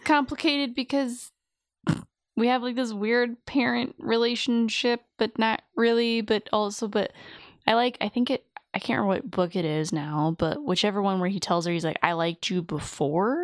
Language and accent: English; Louisiana, United States; accent: Louisiana; my Louisiana accent